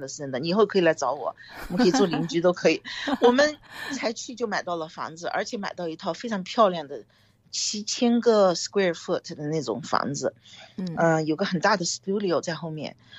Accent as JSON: {"language": "Chinese", "town": "Gangshan", "region": "Kaohsiung", "country": "Taiwan", "tie": "born or raised there", "lives_now": "United States", "said": "Alto、Silicon Valley 是我两个孩子的 hometown，是我女儿的故乡，但它不是我的家乡。这个东西非常 tricky。高雄的冈山给你。对你就是第一故乡"}